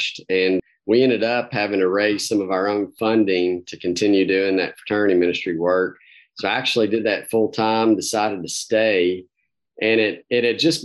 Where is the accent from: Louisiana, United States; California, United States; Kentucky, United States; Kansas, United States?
Kentucky, United States; Campbellsville; Grew up in small town Kentucky, Campbellsville